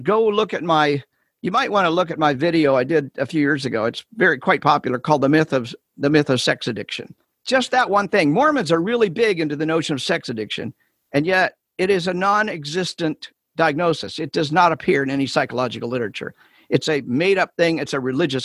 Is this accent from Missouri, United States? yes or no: yes; Kansas City, Missouri, United States; I'm from Kansas City.